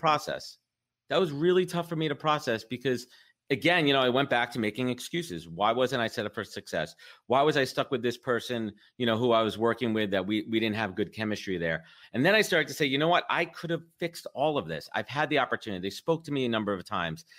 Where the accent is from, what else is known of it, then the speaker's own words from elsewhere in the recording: New York, United States; I'm a born and raised in New York